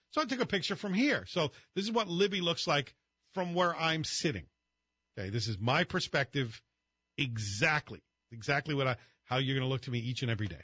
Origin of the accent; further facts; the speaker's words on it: Scotland, United Kingdom; moved away; even though I was growing up in Scotland